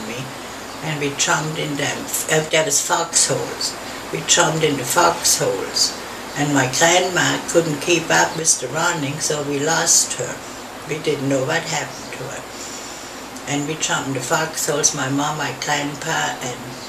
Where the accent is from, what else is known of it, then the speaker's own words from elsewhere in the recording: Worms, Rhineland-Palatinate, Germany; English is a second language; moved away as an adult; now in United States; in Worms, Germany in 1941